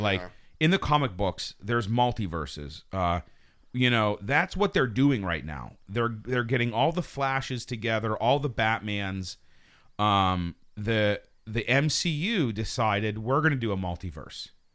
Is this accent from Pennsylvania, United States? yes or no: yes; Pittsburgh, Pennsylvania, United States; moved away; also born or lived in New York; we're all from Pittsburgh.